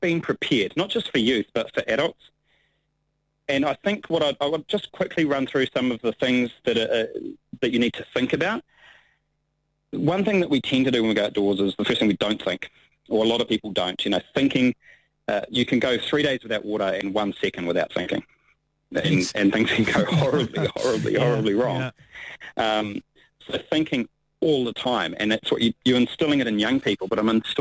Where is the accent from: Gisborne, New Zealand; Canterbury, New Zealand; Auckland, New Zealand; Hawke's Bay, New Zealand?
Hawke's Bay, New Zealand; also born or lived in Taupo, New Zealand; I grew up in Hawke's Bay and then over here to Taupo my teenage years